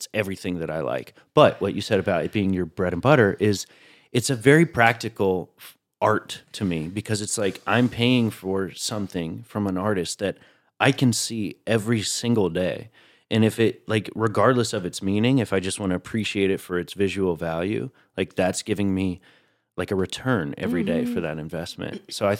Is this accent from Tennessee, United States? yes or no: yes; Tennessee, United States; now in New York, United States